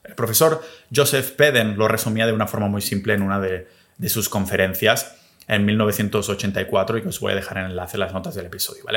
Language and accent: Spanish; Catalonia, Spain; also born or lived in New Zealand / Australia; mi pueblo, catalán